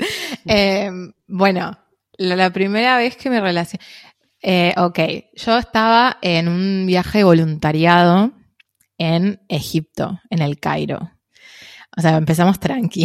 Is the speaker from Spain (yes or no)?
no; Buenos Aires, Argentina; acá creciendo en Buenos Aires